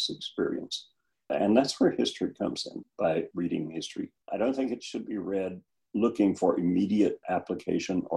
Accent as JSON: {"language": "English", "town": "Cotulla", "region": "Texas", "country": "United States", "tie": "born or raised there", "moved": "yes", "said": "my hometown in Texas, which is Cotulla, about halfway between Laredo and San Antonio"}